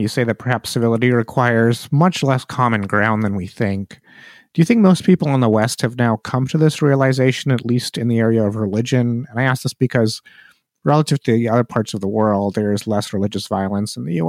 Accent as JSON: {"language": "English", "country": "India", "moved": "yes", "lives_now": "United States", "said": "I'm from India."}